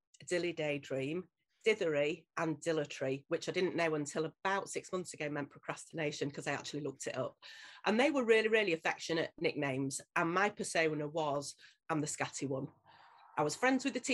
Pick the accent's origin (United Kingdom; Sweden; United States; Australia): United Kingdom; Leeds, Yorkshire and the Humber; born and bred in Leeds, still in Leeds, not far from where I was born and bred